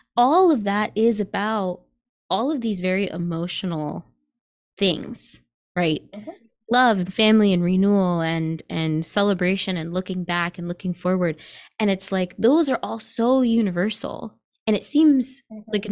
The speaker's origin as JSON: {"language": "English", "region": "New York", "country": "United States", "tie": "born or raised there", "said": "when I was growing up in New York"}